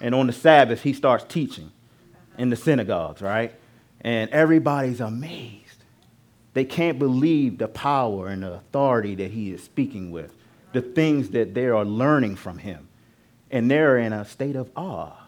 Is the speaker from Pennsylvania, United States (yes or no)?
no; Baltimore, Maryland, United States; now in Charlotte, United States; my hometown. So if I go back up to Baltimore, where I was born, there are a lot of times when I go to family and friends and back to school